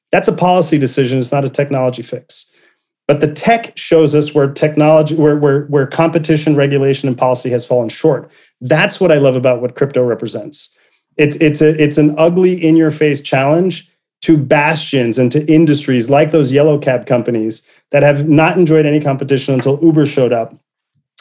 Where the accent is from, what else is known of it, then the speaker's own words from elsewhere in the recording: Puerto Rico; moved away; I was born poor in Puerto Rico, first to get through high school and college